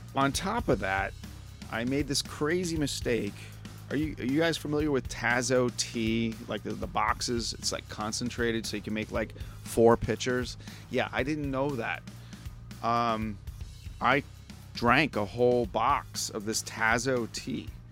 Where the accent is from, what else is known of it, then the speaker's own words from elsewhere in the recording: New York, United States; now in Pittsburgh, United States; I'm from New York myself